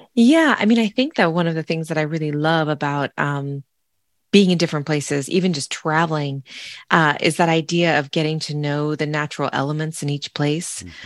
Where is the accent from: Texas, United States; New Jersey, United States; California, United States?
California, United States; Sonoma; moved away; growing up in the Sonoma Valley